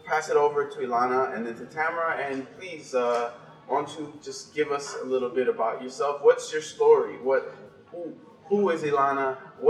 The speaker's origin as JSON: {"language": "English", "town": "Miami", "region": "Florida", "country": "United States", "moved": "yes", "said": "I'm from Miami myself"}